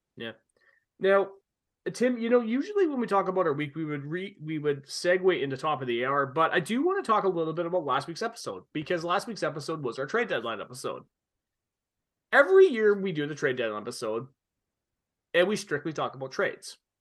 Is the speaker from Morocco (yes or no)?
no; Canada; a kid growing up in Canada